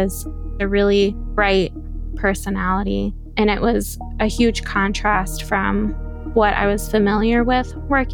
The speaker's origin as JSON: {"language": "English", "region": "Midwest", "country": "United States", "said": "I am 27 years old and I am from the Midwest."}